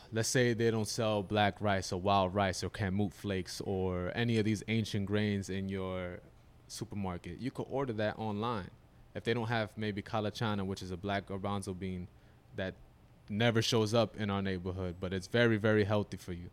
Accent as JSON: {"language": "English", "town": "Yonkers", "region": "New York", "country": "United States", "tie": "born or raised there", "said": "I'm from Yonkers, New York, about ten minutes north from here."}